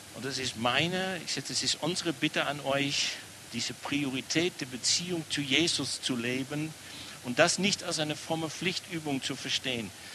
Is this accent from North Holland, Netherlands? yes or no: yes; Amsterdam, North Holland, Netherlands; German is a second language; now in Germany; An meiner Aussprache merkt man immer wieder, ich komme nicht aus Baden, bin hier in Amsterdam geboren